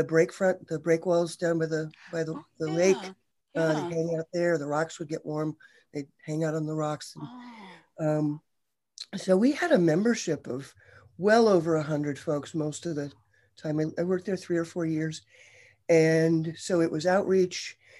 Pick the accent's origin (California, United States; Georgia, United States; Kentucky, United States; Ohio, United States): Ohio, United States; So close, Ohio.